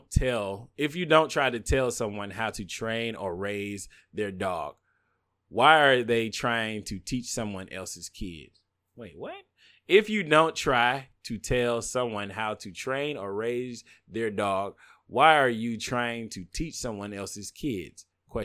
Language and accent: English; the South, United States; But I'm a bigot from the South.